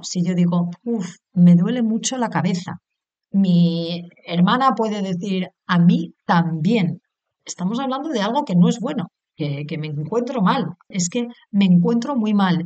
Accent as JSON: {"language": "Spanish", "country": "Spain", "tie": "born or raised there", "said": "soy española, he nacido en España"}